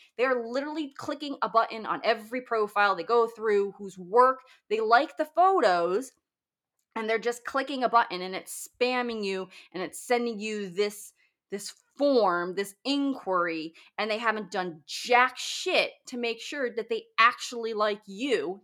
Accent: Northern Virginia, United States; my hometown, very very close, um, in Northern Virginia

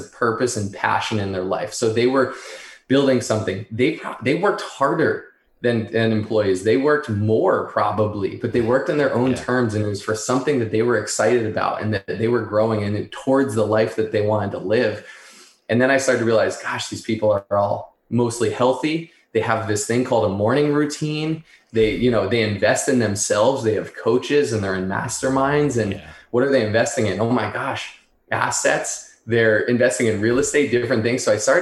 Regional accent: Northeast, United States; I grew up in the Northeast

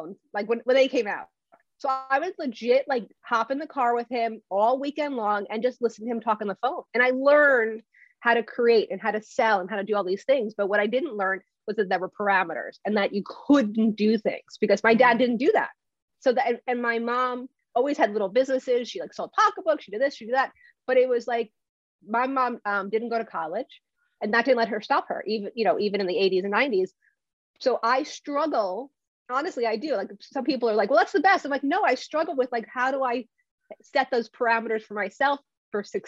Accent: New Jersey, United States; I'm from Jersey

